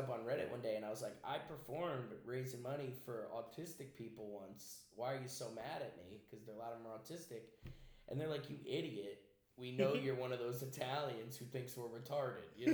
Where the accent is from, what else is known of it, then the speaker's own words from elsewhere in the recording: East Haven, Connecticut, United States; I grew up in East Haven, Connecticut